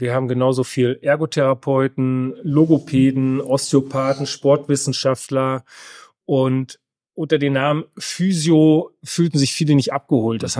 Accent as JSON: {"language": "German", "region": "North Rhine-Westphalia", "country": "Germany", "tie": "born or raised there", "said": "komme gebürtig aus Westfalen"}